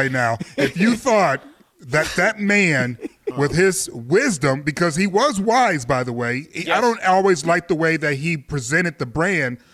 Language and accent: English; Michigan, United States; growing up in Michigan, we used to say January, February, Izzo.